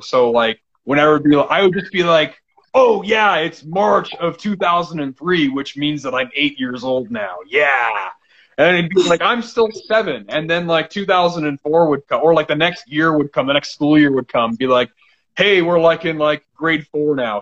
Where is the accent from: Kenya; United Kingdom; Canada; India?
Canada; I'm Canadian